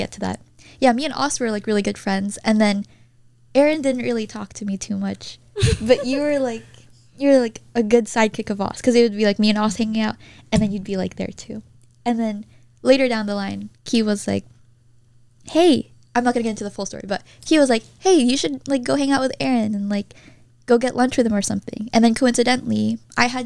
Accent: Roseville, California, United States; the high school I went to, Oakmont, offers this

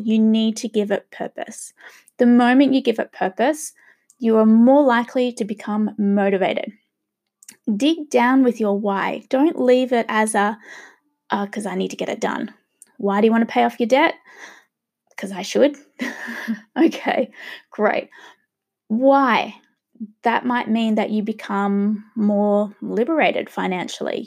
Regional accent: Australia; also born or lived in Sydney, Australia; I am gonna be a true Aussie

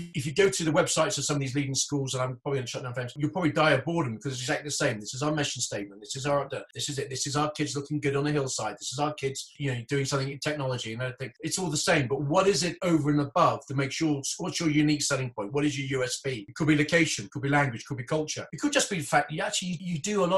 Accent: Hong Kong; moved away; I grew up in Hong Kong

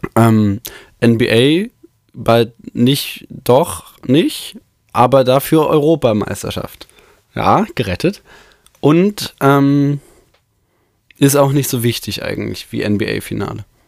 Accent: Bochum, North Rhine-Westphalia, Germany; 5. September, 9.01 Uhr, geboren in Bochum

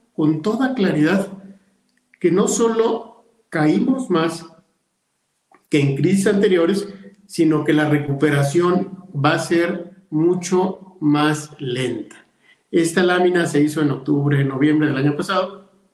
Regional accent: León, Guanajuato, Mexico; empresarios de mi tierra

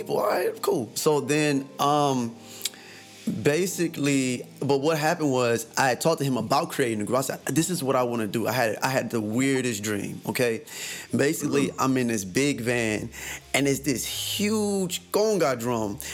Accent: Saginaw, Michigan, United States; I'm from Saginaw, Michigan

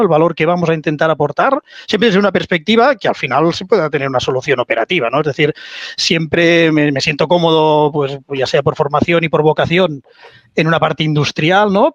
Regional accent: Spain; also born or lived in United States; decido volver a, España, ¿no? volver a, a mi tierra, no quería vivir en Estados Unidos

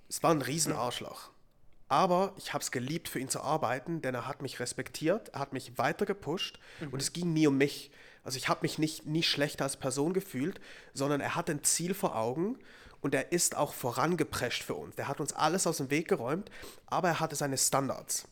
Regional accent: Zurich, Switzerland; moved away; Ich war jetzt auch schon dreimal zurück in Zürich

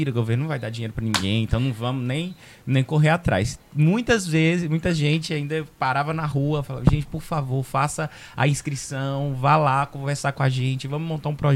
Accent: Serra, Espírito Santo, Brazil; Sou, eu, eu nasci em Ponte dos da Lapa, porque em 87 aqui ainda não tinha

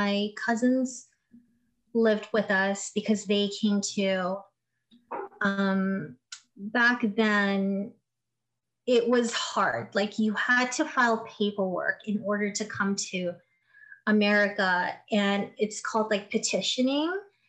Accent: Philippines; being a Filipino and growing up in the Philippines, a lot of people would sleep on floors.

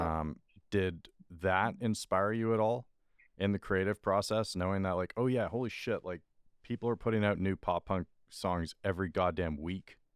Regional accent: Scarborough, Ontario, Canada; growing up in Scarborough

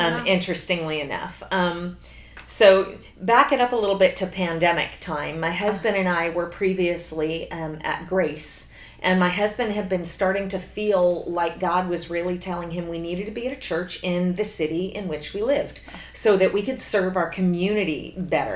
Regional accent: New Jersey, United States; moved away as an adult; also born or lived in Connecticut / Minnesota / Texas; now in Pearland, United States; I grew up in New Jersey.

